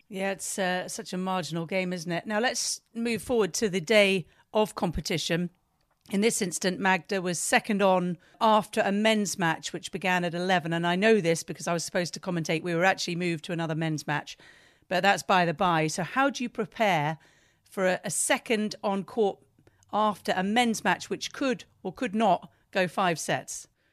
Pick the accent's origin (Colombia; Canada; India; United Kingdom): United Kingdom; being British